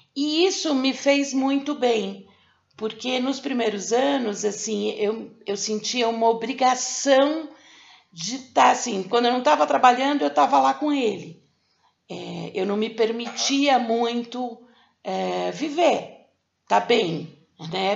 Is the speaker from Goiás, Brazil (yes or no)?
no; São Paulo, Brazil; eu sou de São Paulo